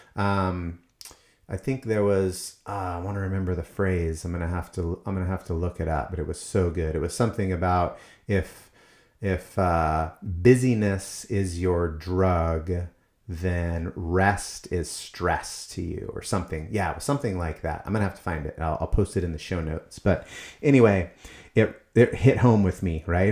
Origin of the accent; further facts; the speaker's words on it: United States; as Americans